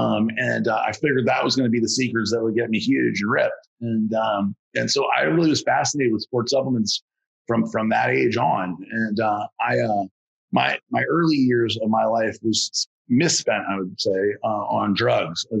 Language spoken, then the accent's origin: English; New Orleans, Louisiana, United States; I'm from New Orleans, Louisiana